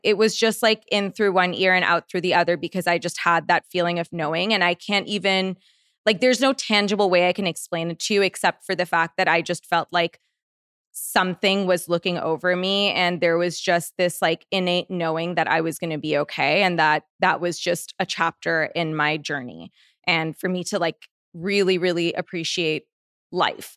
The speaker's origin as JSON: {"language": "English", "country": "Canada", "moved": "as an adult", "lives_now": "Los Angeles, United States", "said": "I'm Canadian"}